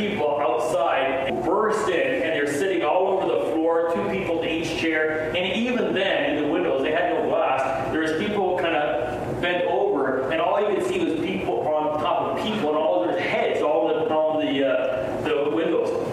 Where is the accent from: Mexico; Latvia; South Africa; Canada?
Canada; also born or lived in Nepal